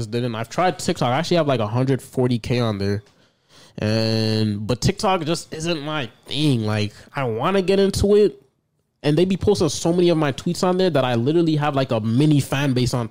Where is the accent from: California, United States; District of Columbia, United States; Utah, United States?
District of Columbia, United States; Washington; I'm from D.C., Washington, D.C.